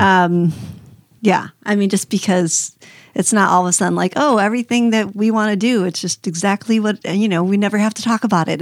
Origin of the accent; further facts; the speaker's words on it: United States; I was brought up in the States, but in a Hispanic community